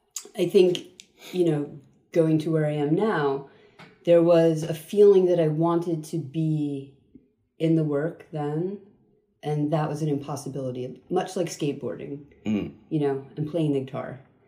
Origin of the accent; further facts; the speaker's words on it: United States; also born or lived in Queens, New York / Long Island, New York / New Jersey / Germany; So I was born in Queens. Right. And moved at 5 to Long Island and then New Jersey.